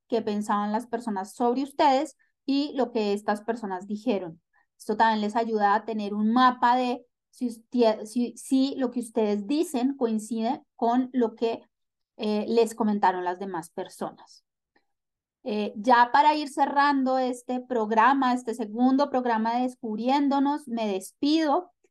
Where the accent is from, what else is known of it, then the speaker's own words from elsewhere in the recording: Venezuela; now in Colombia; soy venezolana viviendo en Colombia.